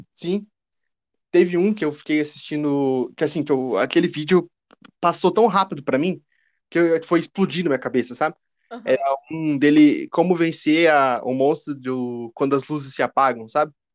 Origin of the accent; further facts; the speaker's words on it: Curitiba, Paraná, Brazil; Eu sou de Curitiba